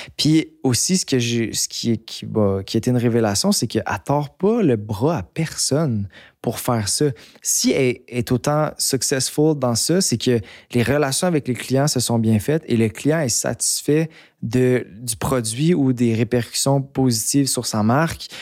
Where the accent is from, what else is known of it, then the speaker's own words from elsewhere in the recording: Montreal, Quebec, Canada; also born or lived in Mont-Tremblant; J'ai grandi à Montréal